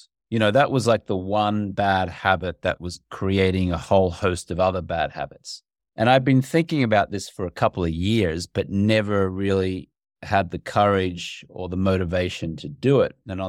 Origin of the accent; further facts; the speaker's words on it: Australia; growing up in Australia, which is my native country